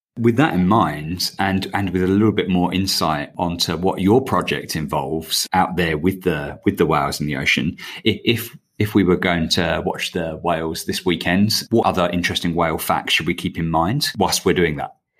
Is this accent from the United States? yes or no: no; England, United Kingdom; now in Australia; as you can tell from my accent, I'm, uh, I'm an Englishman